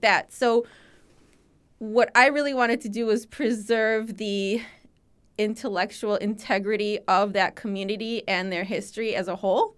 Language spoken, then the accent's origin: English; Chicago, Illinois, United States; I grew up speaking Lithuanian in the Lithuanian community in Chicago